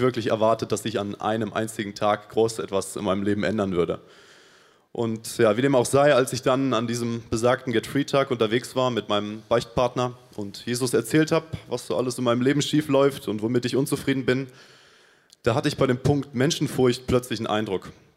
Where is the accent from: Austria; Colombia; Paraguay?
Paraguay; moved away as an adult; now in Munich, Germany; ich komme aus Paraguay und bin vor sechs Monaten hier nach Deutschland gekommen